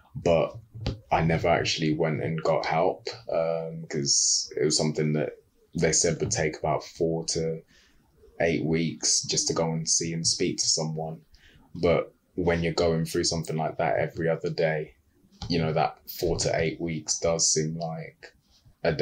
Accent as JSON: {"language": "English", "country": "Uganda", "said": "I'm from Uganda"}